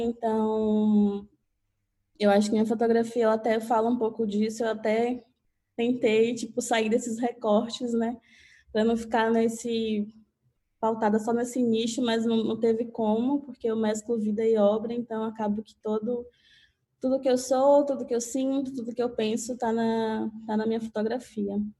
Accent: Catu, Bahia, Brazil; also born or lived in Salvador; now in São Paulo, Brazil; eu sou do interior da Bahia, uma cidadezinha chamada Catu

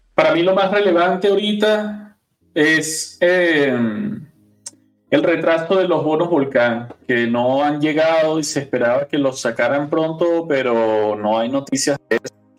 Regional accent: Venezuela; yo que soy venezolano

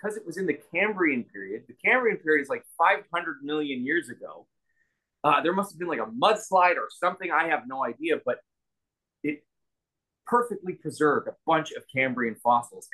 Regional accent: Alberta, Canada; now in Toronto, Canada; I'm from Alberta

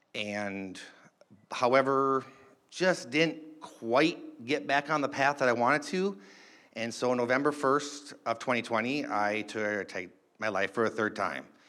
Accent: Duluth, Minnesota, United States; I was born in Duluth, Minnesota.

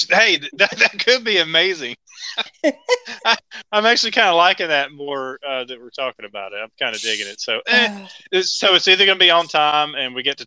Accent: Southern United States, United States; accent: Southern American; my Southern American accent

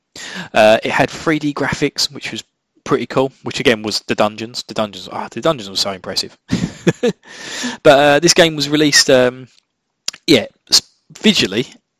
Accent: Essex, East of England, United Kingdom; accent: Essex; where I'm from in the UK, my local dialect. I'm from Essex, and we have in Essex what's called a lazy tongue

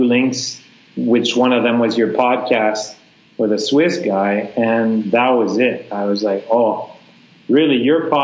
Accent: Canada; moved away as an adult; now in Vietnam; we're all Canadian teachers here at a Canadian school.

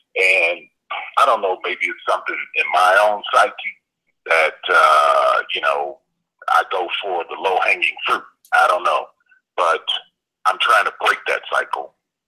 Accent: Cleveland, Ohio, United States; I'm from Cleveland.

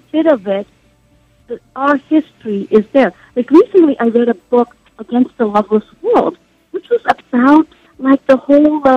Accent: Southeast India, India; moved away; I was born in India.

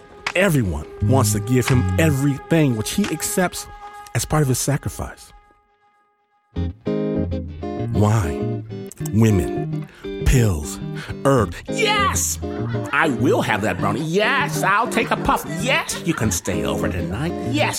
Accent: Michigan, United States; I'm from Michigan, not LA, not New York

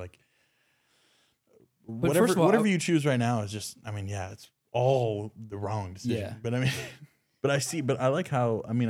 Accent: the South, United States; we're from the South

